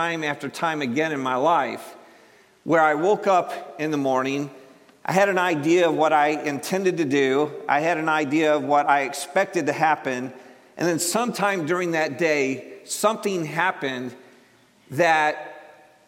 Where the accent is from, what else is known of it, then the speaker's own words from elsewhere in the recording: Cleveland, Ohio, United States; I'm from Ohio.